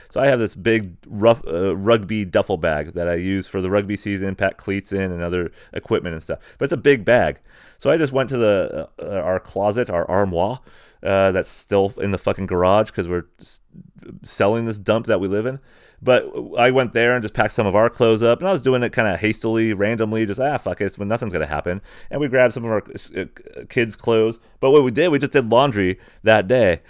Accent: San Diego, California, United States; born or raised there; moved away; also born or lived in Springdale, Arkansas

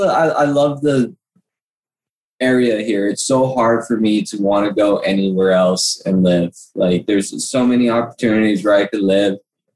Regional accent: Big Island, Hawaii, United States; also born or lived in Colorado / Nevada; like I'm not Hawaiian, like a different Filipino, Italian, born and raised here. But yeah, I'm a local boy to heart.

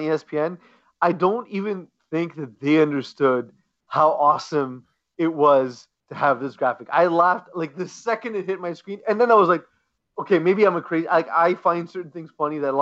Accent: Canada; as a Canadian

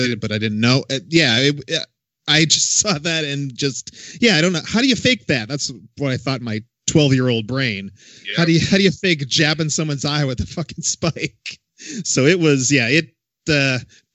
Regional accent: Boston, Massachusetts, United States; I'm from the Northeast, Boston area

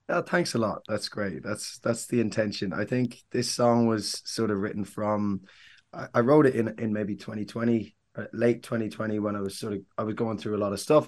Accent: Mullingar, Leinster, Ireland; moved away; I'm from Mullingar, County West Meath, originally.

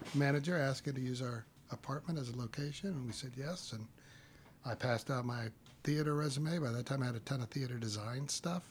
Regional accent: Texas, United States; also born or lived in Little Rock, Arkansas / Austin, Texas / Houston, Texas / Lubbock, Texas; I grew up in Texas.

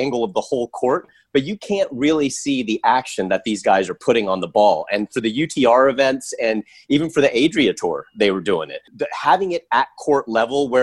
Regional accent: San Antonio, Texas, United States; I grew up in San Antonio

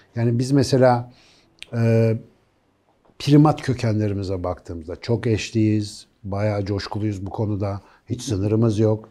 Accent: Ankara, Turkey; Ankaralıyım ben. Ben küçükken de Melih Gökçek vardı.

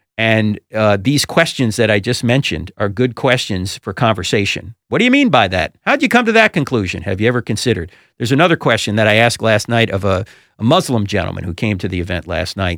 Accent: New Jersey, United States; brought up Roman Catholic because I'm from New Jersey and it's law.

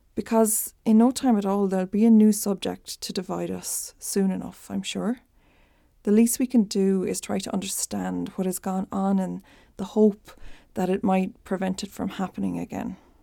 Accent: Ireland; accent: Irish; I'm Irish, in case it's not a giveaway from my accent. When I was a baby in the eighties, my dad had the opportunity to relocate us to New York, but they decided to stick with rural Ireland.

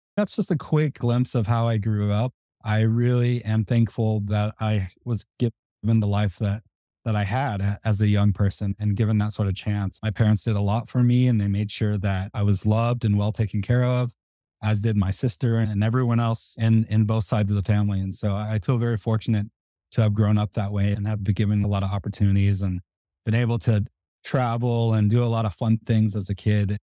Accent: Tulsa, Oklahoma, United States; moved away as an adult; I grew up in Tulsa, Oklahoma

